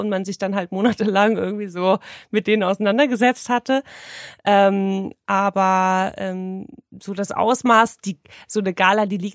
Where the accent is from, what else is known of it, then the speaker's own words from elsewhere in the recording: Hamburg, Germany; Wir kommen auch aus Hamburg.